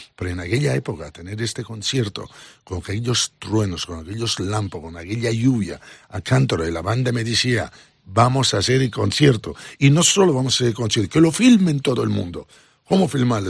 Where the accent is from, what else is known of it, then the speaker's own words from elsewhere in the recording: Italy; Spanish is a second language; moved away as an adult; also born or lived in Barcelona, Spain; now in Ibiza, Spain; yo nací en provincia en Italia